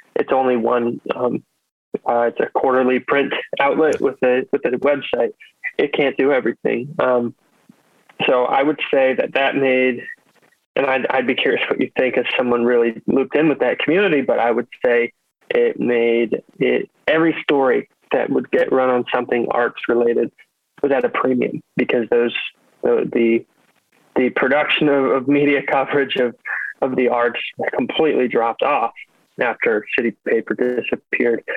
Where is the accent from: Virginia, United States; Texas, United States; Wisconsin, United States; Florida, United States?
Virginia, United States; Herndon; moved away as an adult; also born or lived in Washington, District of Columbia, United States; now in Baltimore, United States; grew up in Herndon